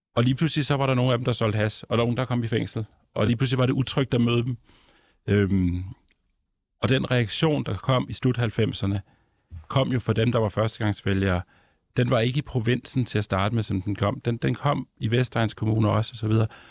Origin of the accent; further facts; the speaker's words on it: Ballerup, Capital Region of Denmark, Denmark; moved away as an adult; also born or lived in Copenhagen; now in Svendborg, Denmark; jeg er sådan en, en forstadsdreng fra Vandløs og Ballerup, der mm. så har boet rigtig mange år på Nørrebro og i Nordvest senere.